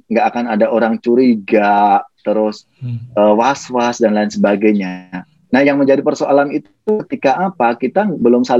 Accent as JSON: {"language": "Indonesian", "region": "Special Region of Yogyakarta", "country": "Indonesia", "said": "saya ini kan dari paling tidak dari kampung saya saya orang hmm. Jogja"}